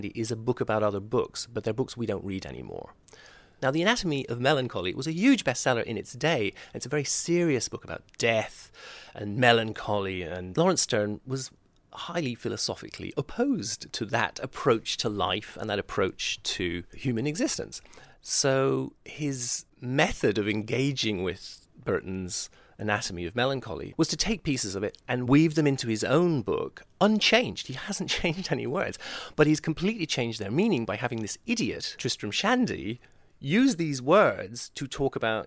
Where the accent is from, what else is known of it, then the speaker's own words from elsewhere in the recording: Tipperary, Munster, Ireland; also born or lived in London; I was born in London to Tipperary parents, and I came back to Tipperary when I was seven